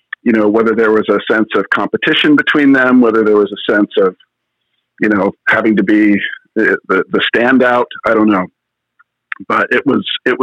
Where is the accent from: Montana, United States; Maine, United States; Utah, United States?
Utah, United States; Kaysville; also born or lived in Cedar Hills, Utah; I grew up in Kaysville